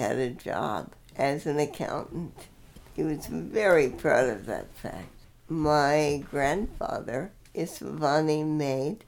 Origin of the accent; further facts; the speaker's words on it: New York City, New York, United States; moved away; also born or lived in Bay Area; I was born in Jackson Heights, Long Island